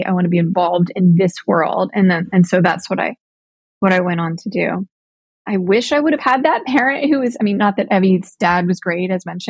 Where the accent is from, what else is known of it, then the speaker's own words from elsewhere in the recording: Pittsburgh, Pennsylvania, United States; even though it's not coming home because I'm originally from Pittsburgh. It feels like home on a soul level.